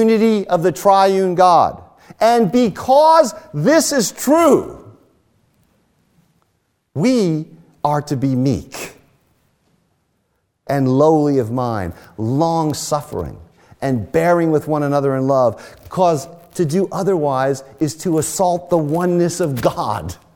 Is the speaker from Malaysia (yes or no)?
no; United States; as American evangelicals